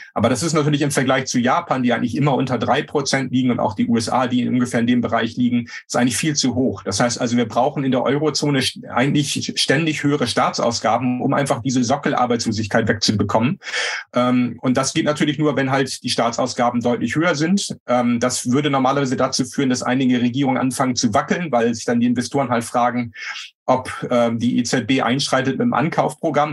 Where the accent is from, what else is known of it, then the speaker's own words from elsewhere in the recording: Germany; als Deutsche